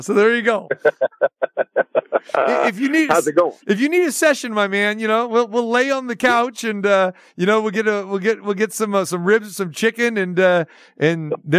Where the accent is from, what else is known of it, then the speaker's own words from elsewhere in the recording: Sacramento, California, United States; when I was growing up in Sacramento, I decided to stay close to home instead.